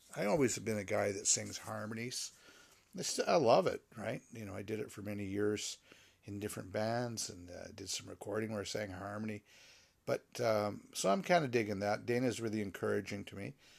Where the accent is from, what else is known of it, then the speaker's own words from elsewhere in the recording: Canada; I am a Canadian